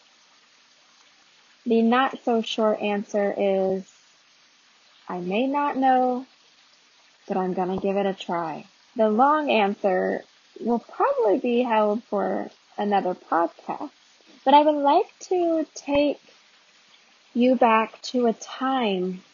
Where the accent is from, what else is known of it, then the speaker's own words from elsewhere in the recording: Arizona, United States; moved away as an adult; also born or lived in North Carolina; not being from the South, born and raised in Arizona.